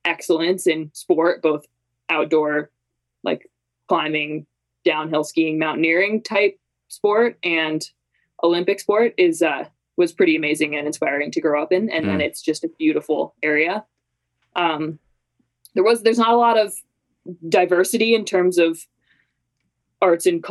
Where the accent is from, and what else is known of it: Canmore, Alberta, Canada; born or raised there; moved away as an adult; also born or lived in St. Paul, Minnesota, United States / Vancouver, Canada; now in Salt Lake City, United States